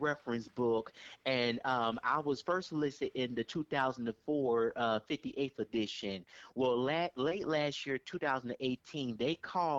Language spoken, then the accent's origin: English; Richmond, California, United States; growing up in the 80s, especially the 80s in Richmond